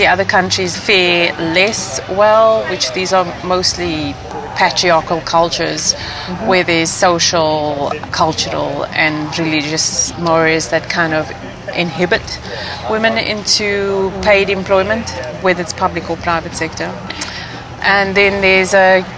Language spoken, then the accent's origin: English; South Africa; moved away; I was born in South Africa during apartheid, and I saw a lot of inequality